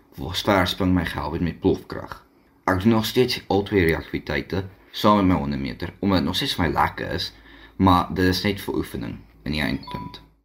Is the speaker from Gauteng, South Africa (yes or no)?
no; Mossel Bay, Western Cape, South Africa; ek is van Mosselbaai af